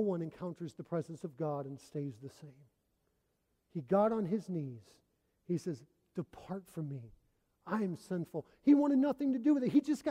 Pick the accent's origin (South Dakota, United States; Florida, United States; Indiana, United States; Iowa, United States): Indiana, United States; moved away as an adult; also born or lived in Oregon / Arkansas; I'm from Indiana. I'm from Flatland.